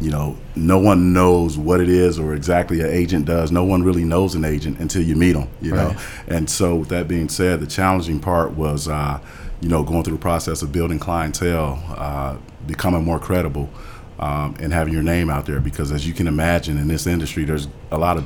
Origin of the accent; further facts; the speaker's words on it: Milwaukee, Wisconsin, United States; also born or lived in Chicago, Illinois; Born in Chicago, raised in Milwaukee, played basketball my whole life